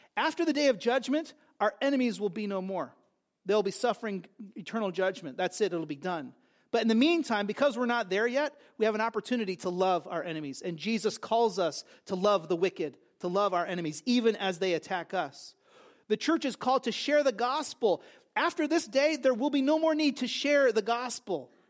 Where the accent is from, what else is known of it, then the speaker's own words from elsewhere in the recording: West Coast, United States; now in New Jersey, United States; I grew up on the West Coast.